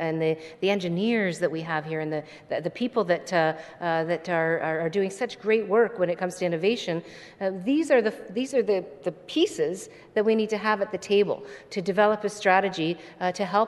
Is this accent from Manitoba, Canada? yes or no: no; Hamilton, Ontario, Canada; I grew up in Stony Creek, which is now part of Hamilton